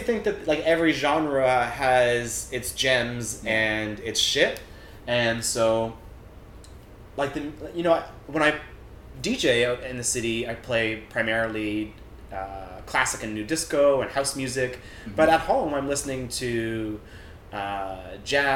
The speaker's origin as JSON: {"language": "English", "town": "Hamilton", "region": "Ontario", "country": "Canada", "tie": "born or raised there", "also_born_or_lived": "Waterdown, Ontario", "said": "I grew up in Hamilton"}